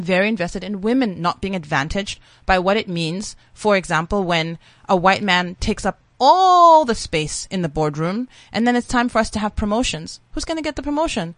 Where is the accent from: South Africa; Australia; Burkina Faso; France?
South Africa; I am a South African